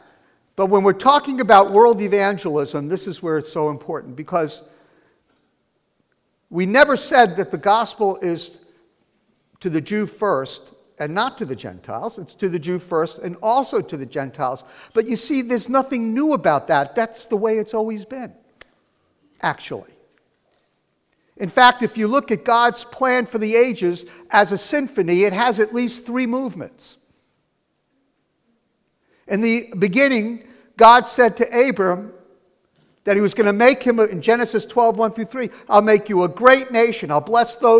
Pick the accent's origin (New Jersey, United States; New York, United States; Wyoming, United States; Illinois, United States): New Jersey, United States; also born or lived in California; when I came back from California, where I got saved, to New Jersey and started sharing the gospel with people